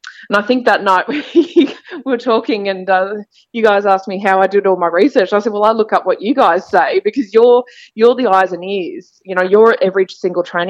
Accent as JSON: {"language": "English", "town": "Townsville", "region": "Queensland", "country": "Australia", "tie": "born or raised there", "said": "And I was born in Townsville as well"}